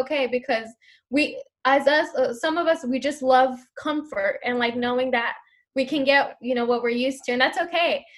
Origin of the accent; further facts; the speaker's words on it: San Diego, California, United States; I'm gonna do Third Avenue because it's my hometown